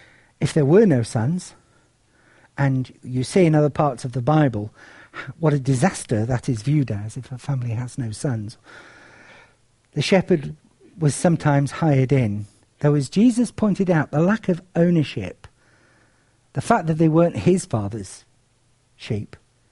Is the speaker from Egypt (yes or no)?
no; Cyprus; As some of you know, I grew up in Cyprus. It was a sleepier place than it is now. The War of Partition, which has split the island, hadn't actually occurred. And it was quite a rural and agricultural place.